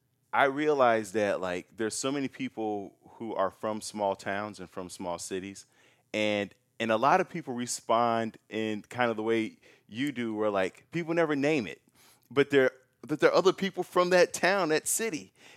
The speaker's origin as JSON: {"language": "English", "town": "Chicago", "region": "Illinois", "country": "United States", "said": "It's like, I'm from Chicago."}